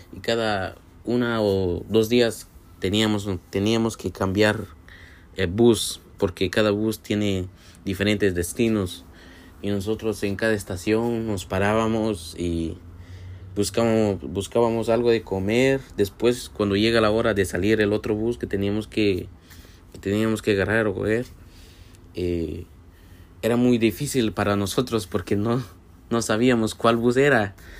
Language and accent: Spanish; Guatemala; now in Brooklyn, United States; a lo que vivía antes yo en mi país, en Guatemala